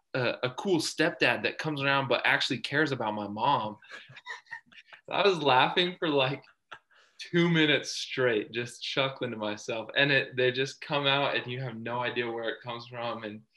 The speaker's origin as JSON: {"language": "English", "region": "Texas", "country": "United States", "tie": "born or raised there", "said": "I love him talking about the South because I grew up in Texas."}